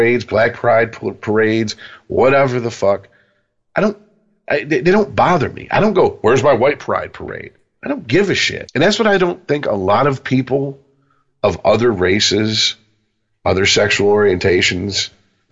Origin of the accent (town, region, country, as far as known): United States; born or raised there